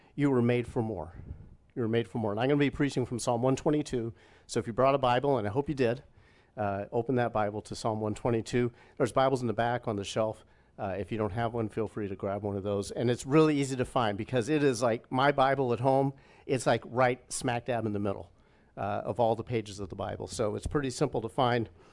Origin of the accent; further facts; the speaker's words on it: Indianapolis, Indiana, United States; moved away as an adult; also born or lived in Plainfield, Illinois; not far, literally, from the area of, of town that we grew up in, about thirty minutes away from, from family